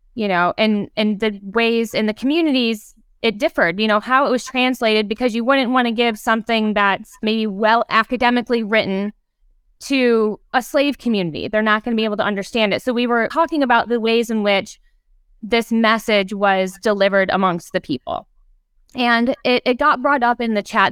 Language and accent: English; Ohio, United States; I grew up in Ohio, where in elementary school, part of our field trips were to go to the homes of people who had provided spaces for the Underground Railroad